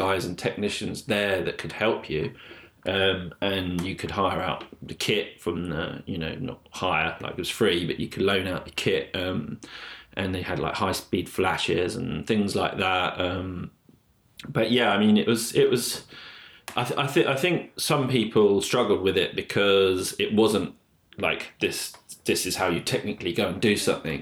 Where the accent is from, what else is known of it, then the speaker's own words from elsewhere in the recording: London, United Kingdom; moved away; also born or lived in Blackpool; I grew up in London